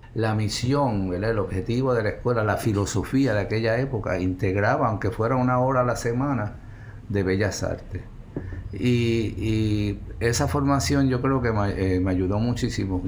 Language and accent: Spanish; Puerto Rico; esas son mis raíces, yo soy puertorriqueño